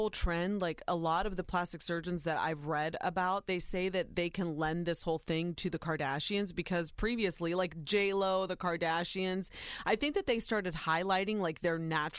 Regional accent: Ohio, United States; born or raised there

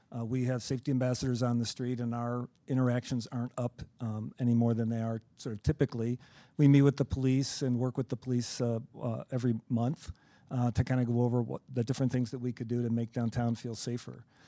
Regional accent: Chicago, Illinois, United States; we're all from Chicagoland

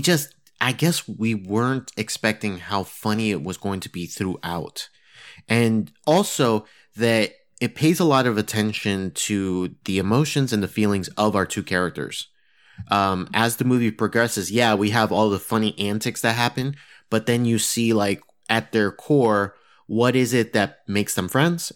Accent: Massachusetts, United States; moved away; I'm originally from Massachusetts

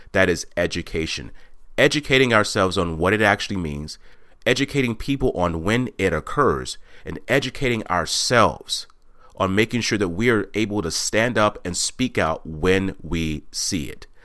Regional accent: Texas, United States; moved away as an adult; also born or lived in Washington; I was born and raised in Texas

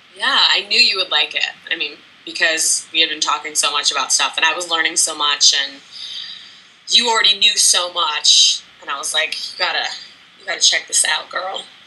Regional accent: New York, United States; moved away as an adult; now in Los Angeles, United States; I am from New York

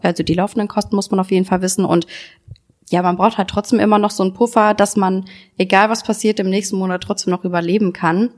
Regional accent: Solingen, North Rhine-Westphalia, Germany; Ich komme aus Solingen, wie ihr jetzt schon wisst

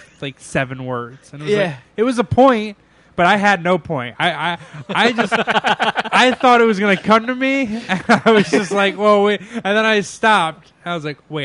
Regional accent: upstate New York, United States; both from upstate New York. There's great maple syrup in our areas

